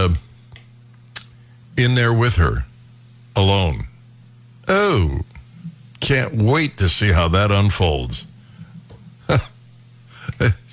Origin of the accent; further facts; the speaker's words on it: Northeast Ohio, United States; now in Missouri, United States; I was raised in Northeast Ohio. We get tons of snow